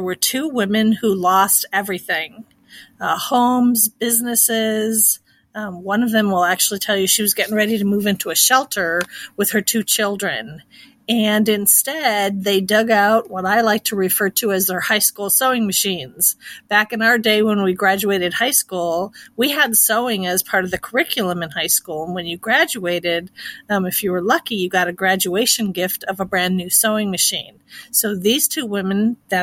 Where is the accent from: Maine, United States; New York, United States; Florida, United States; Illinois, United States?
Illinois, United States; Chicago; moved away as an adult; now in Kansas City, United States; I am actually originally a Chicago born and raised gal